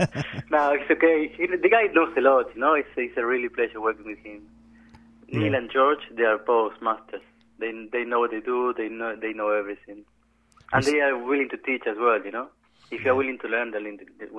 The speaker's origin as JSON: {"language": "English", "region": "San Luis", "country": "Argentina", "moved": "as an adult", "lives_now": "England", "said": "I come from Argentina. It's a small, very small county in Argentina called San Luis."}